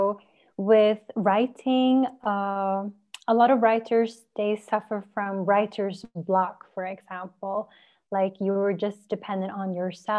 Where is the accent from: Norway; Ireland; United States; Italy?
Norway; I grew up in Norway.